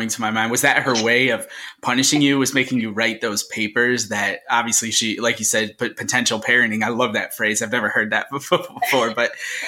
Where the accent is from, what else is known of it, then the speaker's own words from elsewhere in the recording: a little town outside of Syracuse, New York, United States; also born or lived in Scranton, Pennsylvania; this little town outside of Syracuse, New York